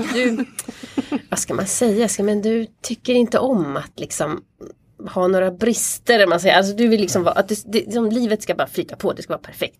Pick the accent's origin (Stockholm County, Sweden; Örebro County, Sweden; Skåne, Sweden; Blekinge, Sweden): Stockholm County, Sweden; Stockholm; also born or lived in Uppsala; now in Sollentuna, Sweden; jag är uppvuxen i Stockholm också så att eh, eh, ja, Stockholm har jag liksom alltid bott